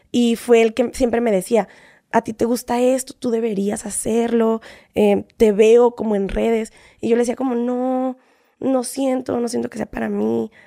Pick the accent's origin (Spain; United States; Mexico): United States; San Diego, California; Me voy a San Diego, de ahí voy, yo soy de San Diego, de ahí me voy a Los Ángeles.